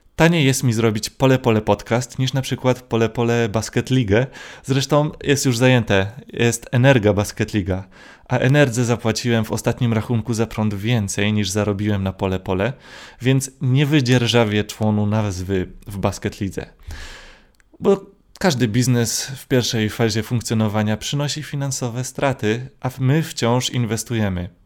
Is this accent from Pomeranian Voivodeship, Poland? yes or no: yes; Gdynia, Pomeranian Voivodeship, Poland; jestem z Gdyni, więc musiałem przyjechać do Warszawy